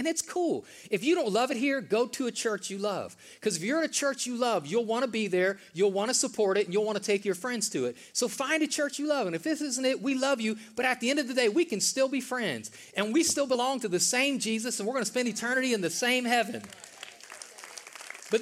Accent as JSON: {"language": "English", "region": "the North", "country": "United States", "tie": "born or raised there", "moved": "yes", "lives_now": "the South, United States", "said": "I grew up in the North, most of you guys know that, in the North it snows in the winter"}